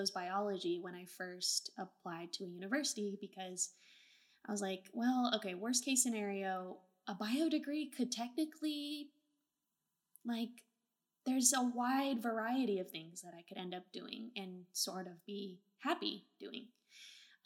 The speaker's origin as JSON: {"language": "English", "area": "Bay Area", "region": "California", "country": "United States", "tie": "born or raised there", "also_born_or_lived": "Portland, Oregon", "said": "I'm from Portland, Oregon, and, you know, grew up in the Bay Area"}